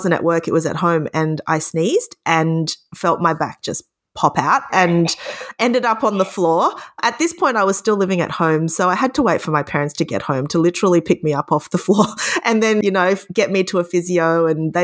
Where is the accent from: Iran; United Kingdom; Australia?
Australia; Victoria; I was lucky enough to be accepted into my home state university, which is Melbourne University